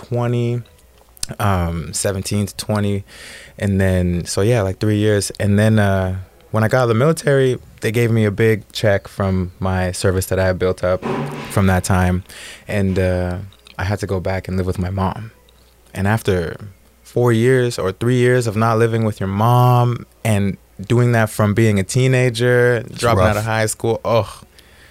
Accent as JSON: {"language": "English", "country": "Canada", "moved": "as an adult", "lives_now": "Oceanside, United States", "said": "I'm from Canada"}